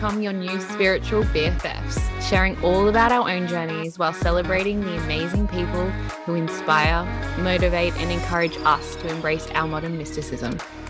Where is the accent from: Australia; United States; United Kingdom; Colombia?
Australia; Orange, New South Wales; now in Sydney, Australia; I'm from Orange. For anyone who doesn't know, my family still live there